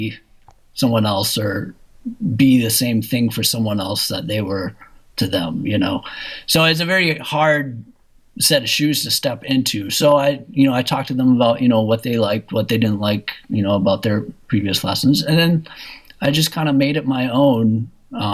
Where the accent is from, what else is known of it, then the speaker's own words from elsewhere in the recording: Minneapolis, Minnesota, United States; I ended up staying at in my hometown of Minneapolis